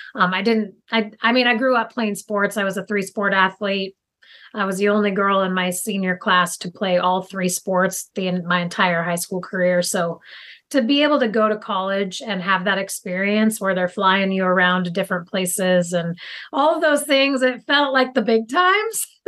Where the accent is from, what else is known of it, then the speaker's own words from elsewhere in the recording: Tillamook, Oregon, United States; I live currently in Tillamook, Oregon, which is on the coast, and my family's actually lived in Tillamook for over 100 years. So super invested in this community and was one of the kids growing up in high school